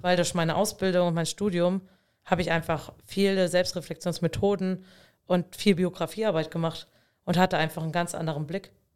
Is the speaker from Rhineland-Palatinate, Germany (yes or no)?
yes; Dieblich, Rhineland-Palatinate, Germany; in meinem Heimatort in Dieblich